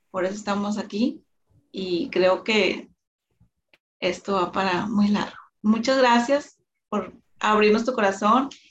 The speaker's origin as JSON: {"language": "Spanish", "country": "Colombia", "said": "no, sí, yo soy gordita colombiana."}